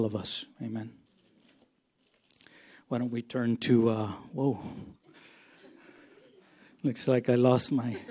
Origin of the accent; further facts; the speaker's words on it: Texas, United States; now in Yakima, United States; I grew up in Texas, and there was no hills over there, just flat land